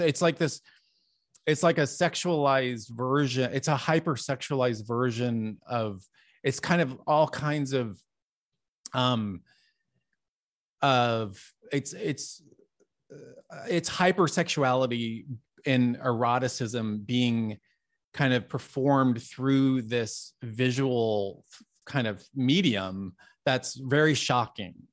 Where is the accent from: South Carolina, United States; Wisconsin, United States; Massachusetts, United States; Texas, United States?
Texas, United States; Dallas; I grew up in Dallas, Texas